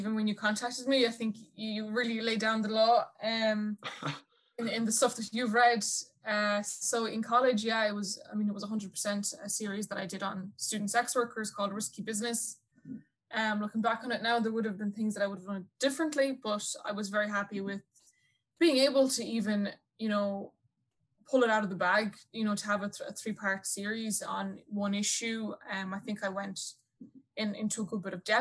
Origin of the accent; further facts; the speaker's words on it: Castlerea, Connacht, Ireland; moved away; it's where I'm from. I was home at the time for the lockdown